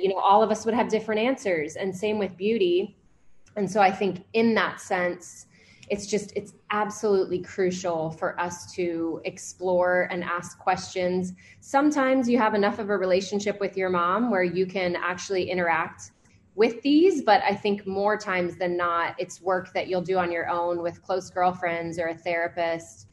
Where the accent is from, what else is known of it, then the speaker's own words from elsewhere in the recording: Atlanta, Georgia, United States; also born or lived in California / Savannah; So I was raised in Atlanta